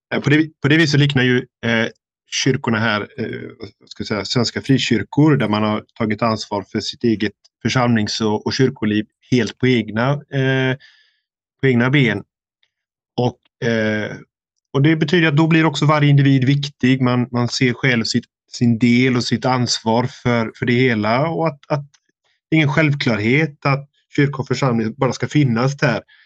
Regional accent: Sweden; moved away; hemma i Sverige

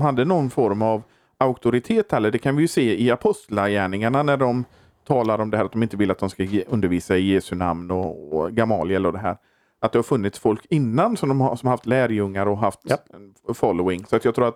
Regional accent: Borås, Västra Götaland, Sweden; jag kommer från Borås

